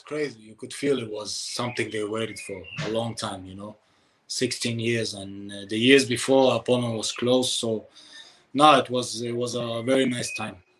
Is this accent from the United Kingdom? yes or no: no; Denmark; I come from Denmark